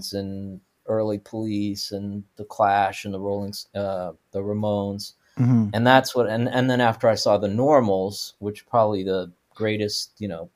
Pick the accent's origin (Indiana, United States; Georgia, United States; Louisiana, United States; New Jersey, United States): Louisiana, United States; New Orleans; moved away; also born or lived in California; growing up in Louisiana